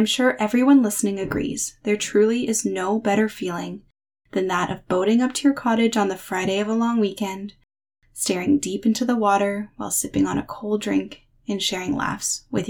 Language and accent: English; Parry Sound, Ontario, Canada; my hometown of Parry Sound